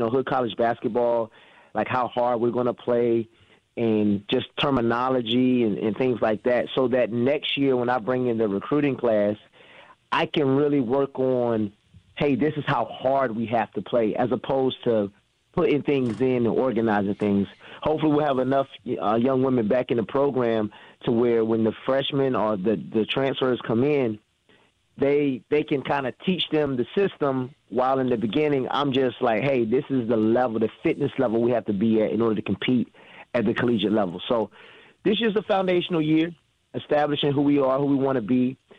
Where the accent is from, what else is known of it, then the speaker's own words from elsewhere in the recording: East Coast, United States; moved away as an adult; also born or lived in Milwaukee; now in Frederick, United States; I'm from the East Coast